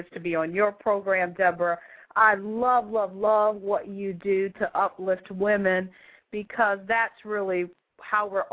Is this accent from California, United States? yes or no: no; Detroit, Michigan, United States; moved away as an adult; also born or lived in Hawaii / West Coast; I'm from Detroit, Michigan originally